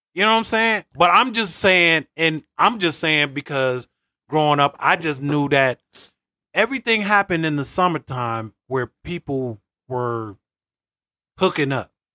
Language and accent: English; Greenville, North Carolina, United States; growing up in North Carolina, shout out Greenville